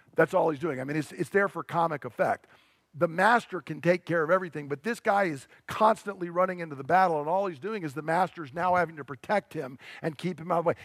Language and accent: English; United States; I'm an American